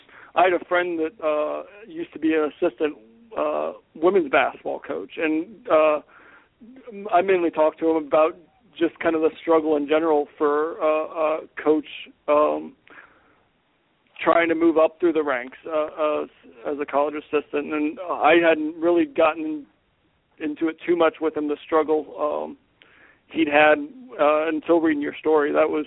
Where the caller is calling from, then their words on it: Roanoke, Virginia, United States; I'm in Roanoke, Virginia right now.